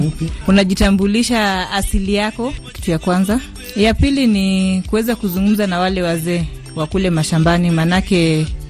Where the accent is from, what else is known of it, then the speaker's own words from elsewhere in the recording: Siaya, Siaya County, Kenya; first language Luo; Swahili is a second language; mi ni mjaluo kutoka Siaya